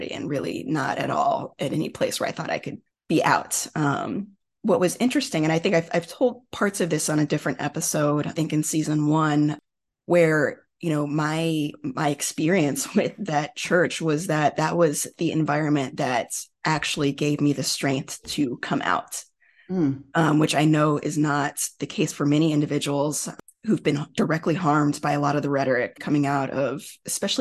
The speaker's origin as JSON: {"language": "English", "town": "Houston", "region": "Texas", "country": "United States", "tie": "born or raised there", "said": "I was a student at University of Texas in Houston, which is my hometown"}